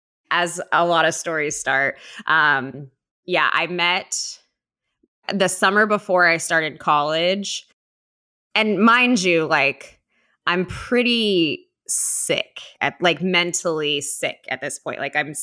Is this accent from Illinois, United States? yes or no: no; Orange County, California, United States; I grew up in Orange County.